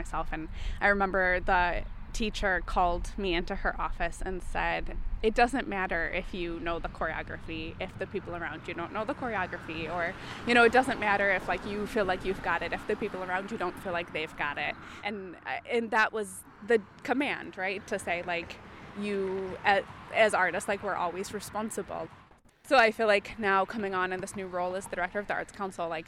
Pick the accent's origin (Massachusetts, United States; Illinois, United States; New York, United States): Illinois, United States; Rockford; how significant those types of programs and projects were in my life growing up in Rockford